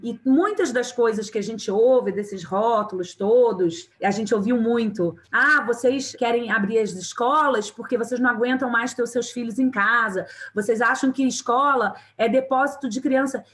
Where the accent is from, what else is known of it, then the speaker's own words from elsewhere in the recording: Rio de Janeiro, Brazil; eu sou carioca